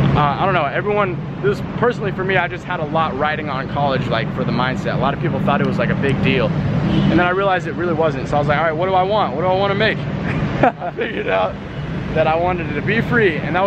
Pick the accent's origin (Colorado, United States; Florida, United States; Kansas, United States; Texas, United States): Colorado, United States; also born or lived in Atlanta; I'm from Colorado, started, you know, I lived there, I started from Atlanta, moved to Colorado after a while.